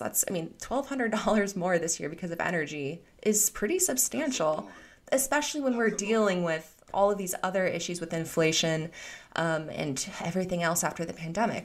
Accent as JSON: {"language": "English", "region": "Iowa", "country": "United States", "tie": "born or raised there", "said": "I grew up in Iowa, and I come from a family of farmers"}